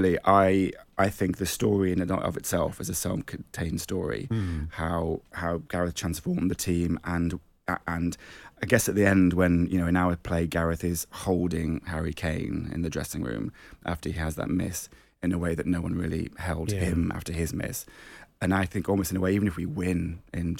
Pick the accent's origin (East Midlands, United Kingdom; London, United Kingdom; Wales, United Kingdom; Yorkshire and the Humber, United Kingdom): East Midlands, United Kingdom; Nottingham; I didn't really grow up with theatre in my life growing up in Nottingham